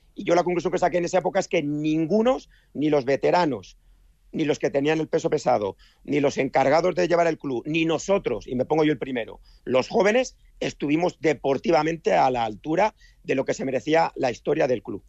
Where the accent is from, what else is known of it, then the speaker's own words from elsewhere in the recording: Basque Country, Spain; moved away as an adult; now in Valencia, Spain; soy vasco